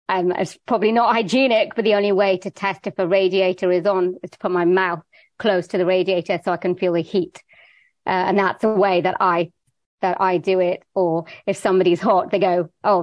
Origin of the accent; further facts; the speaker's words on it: Wales, United Kingdom; I was born in Wales in the UK.